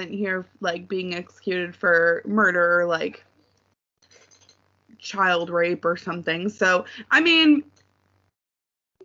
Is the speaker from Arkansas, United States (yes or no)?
no; Detroit, Michigan, United States; where I grew up in Metro Detroit